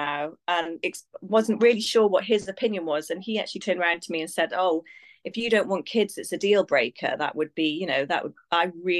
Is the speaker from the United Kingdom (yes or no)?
yes; Abergavenny, Wales, United Kingdom; moved away; I'm from Wales. Yeah, grew up in a really small rural town in Abergavenny